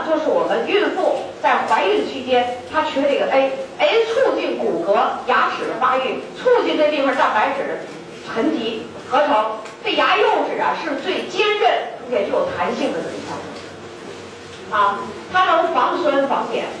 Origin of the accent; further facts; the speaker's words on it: China; 我们中国人的龋齿发生率在两千年以后的统计是百分之七十八点多